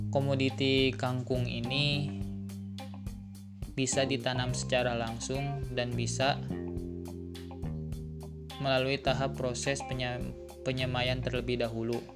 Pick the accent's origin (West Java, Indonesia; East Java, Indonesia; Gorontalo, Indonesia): West Java, Indonesia; Bogor; Saya berasal dari Kota Bogor yang sekarang sedang mengemban ilmu di Universitas Islam Negeri Sunan Gunung Jati Bandung